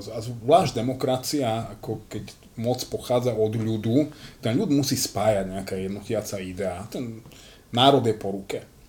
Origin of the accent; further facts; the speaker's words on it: Slovakia; ja ako Slovák Ja som hrdý